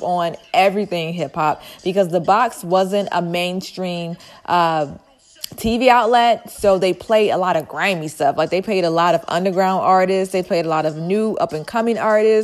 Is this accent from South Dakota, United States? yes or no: no; Detroit, Michigan, United States; I am from Detroit, Michigan